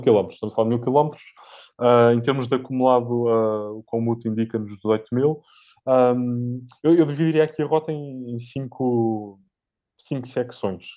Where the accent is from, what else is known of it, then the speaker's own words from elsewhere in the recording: Centro, Portugal; eu sou, sou mais do centro, do centro de Portugal, não sou, não sou do norte de Portugal